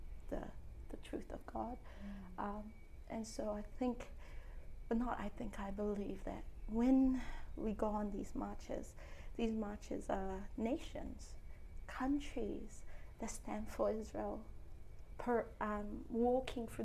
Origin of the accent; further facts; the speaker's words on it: Cook Islands; The Cook Islands